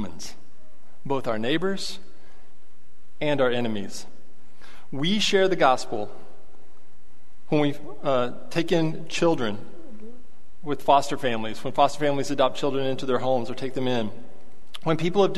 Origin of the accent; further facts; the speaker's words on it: Abilene, Texas, United States; I'm from Abilene